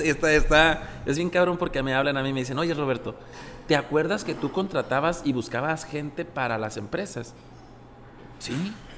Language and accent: Spanish; Genaro Estrada, Sinaloa, Mexico; also born or lived in Ocoroni, Sinaloa / Los Mochis, Sinaloa; nací en Ocoroni, Sinaloa. Orgulloso. Crecí en Genaro Estrada